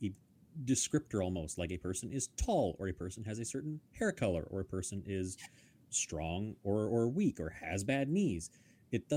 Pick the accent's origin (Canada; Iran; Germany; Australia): Canada; As a Canadian